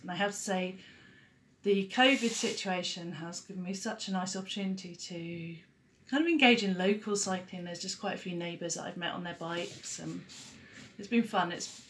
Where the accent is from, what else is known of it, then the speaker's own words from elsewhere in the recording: Hastings, South East England, United Kingdom; the south coast in England, so around Hastings, which is southeast area